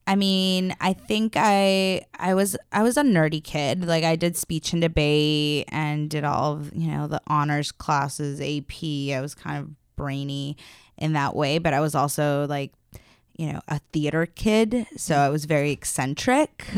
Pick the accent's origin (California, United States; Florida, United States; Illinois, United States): California, United States; Los Angeles; I am from Los Angeles